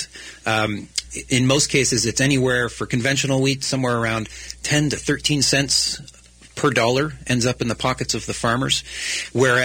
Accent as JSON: {"language": "English", "country": "Canada", "lives_now": "British Columbia, Canada", "said": "I'm a Canadian"}